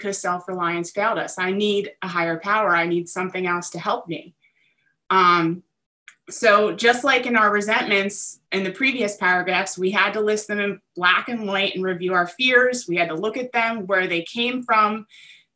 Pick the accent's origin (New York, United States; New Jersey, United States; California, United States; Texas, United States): New Jersey, United States; I am from South Jersey